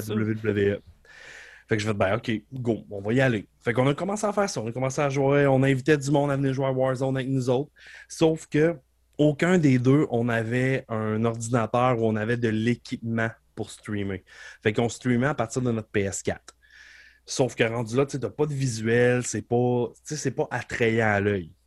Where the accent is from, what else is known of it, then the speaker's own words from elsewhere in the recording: Beauce, Quebec, Canada; je viens de la Beauce